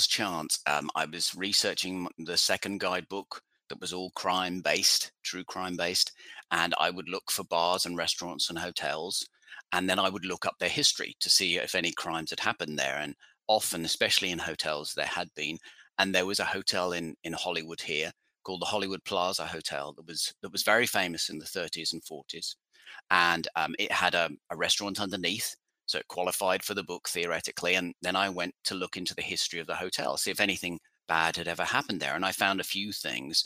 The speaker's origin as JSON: {"language": "English", "area": "about 15 miles north of London", "region": "East of England", "country": "United Kingdom", "moved": "as an adult", "lives_now": "United States", "said": "I'm from England originally, from London, about 15 miles north of London. But I've lived here in the States for coming up to 20 years"}